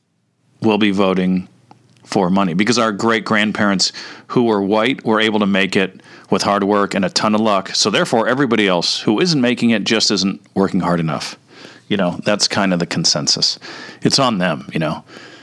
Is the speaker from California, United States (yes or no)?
yes; Orange County, California, United States; also born or lived in Toledo, Ohio; I was raised in private Catholic schools in Orange County